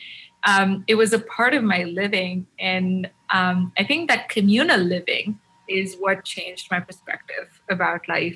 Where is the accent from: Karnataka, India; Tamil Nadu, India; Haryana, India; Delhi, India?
Tamil Nadu, India; Chennai; moved away as an adult; now in United States; Born and raised in Chennai, moved to the US about 5 years ago to get my master's